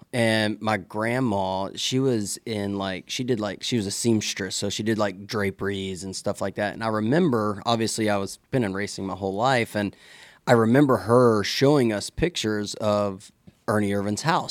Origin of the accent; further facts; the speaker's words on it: Mississippi, United States; moved away as an adult; growing up in Mississippi